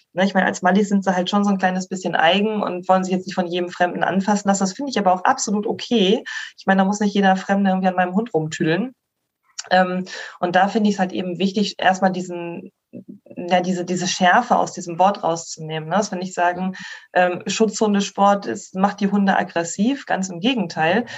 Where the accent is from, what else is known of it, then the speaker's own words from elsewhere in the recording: Schleswig, Schleswig-Holstein, Germany; ich komme aus äh, Schleswig ursprünglich, bin gebürtige Schleswig-Holsteinerin